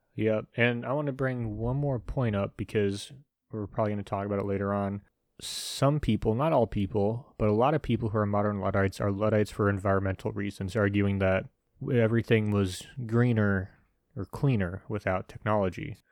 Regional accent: United States; I'm an American

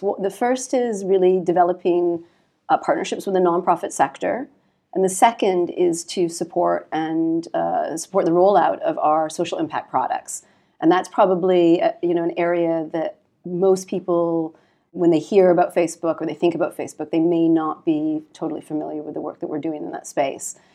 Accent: Canada; moved away as an adult; now in London, United Kingdom; I'm Canadian, and, um, I started my career in Canada

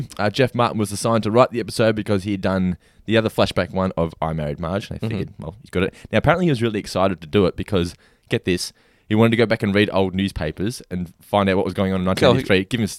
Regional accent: Australia; I'm just Aussie.

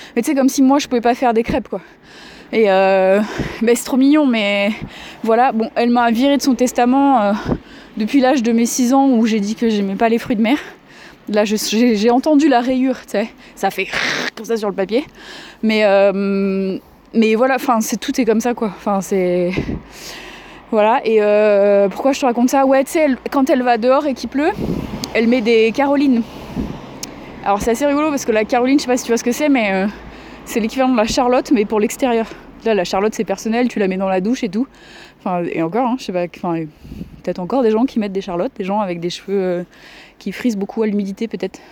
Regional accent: Provence-Alpes-Côte d'Azur, France; j'ai grandi en Provence

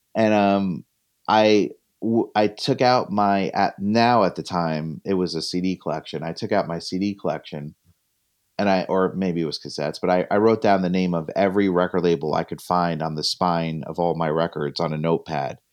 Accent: Northwest New Jersey, United States; I'm from Northwest New Jersey

